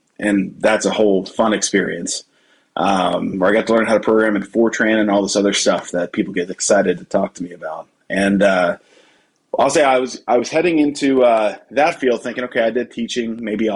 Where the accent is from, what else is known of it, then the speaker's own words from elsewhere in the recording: Louisville, Kentucky, United States; moved away as an adult; also born or lived in Nashville, Tennessee; now in Burlington, New Jersey, United States; Born and raised in Louisville, Kentucky, which is where I am now for the holidays